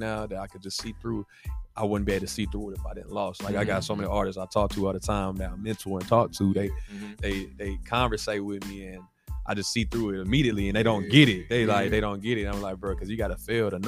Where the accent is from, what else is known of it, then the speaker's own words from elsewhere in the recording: Nashville, Tennessee, United States; I'm from Nashville, Tennessee